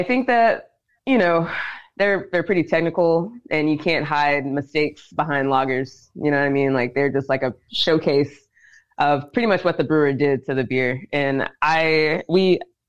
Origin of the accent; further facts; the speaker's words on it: Dickson, Tennessee, United States; moved away; also born or lived in Savannah, Georgia; I'm from Tennessee. I'm from Dixon, Tennessee.